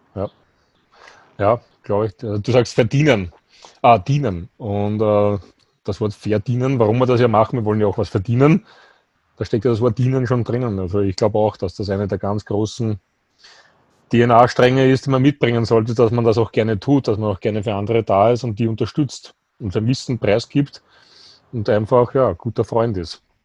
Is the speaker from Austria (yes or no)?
yes; Austria; bei uns in Österreich